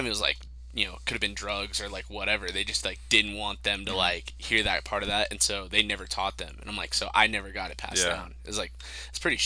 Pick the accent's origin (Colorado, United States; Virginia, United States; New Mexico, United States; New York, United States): New Mexico, United States; Farmington; growing up in Farmington